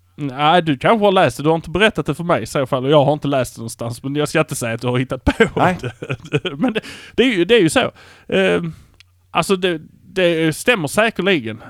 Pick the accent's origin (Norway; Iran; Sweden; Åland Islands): Sweden; Malmö, Skåne; vi är från Malmö